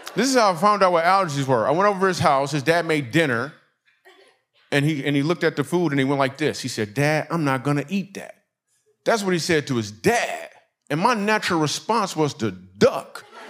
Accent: Michigan, United States; moved away as an adult; also born or lived in New York City; I'm from Michigan

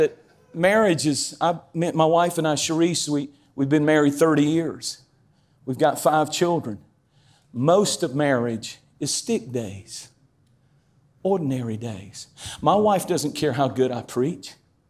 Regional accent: North Carolina, United States; I'm as country as cornbread. I'm from Eastern North Carolina. I lived in a cornfield.

